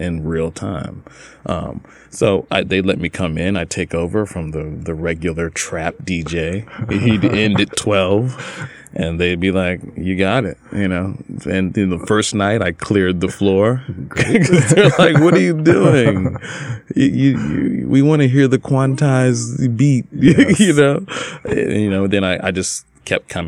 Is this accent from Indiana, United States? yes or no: no; Newnan, Georgia, United States; I'm born and raised in Newnan, Georgia, not far from Atlanta